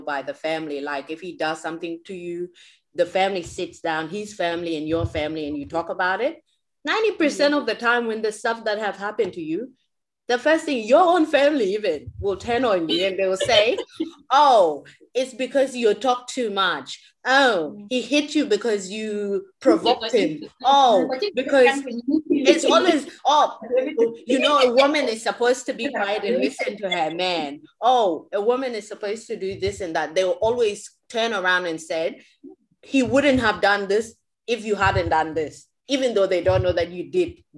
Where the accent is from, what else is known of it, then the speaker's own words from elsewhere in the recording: Australia; growing up in Australia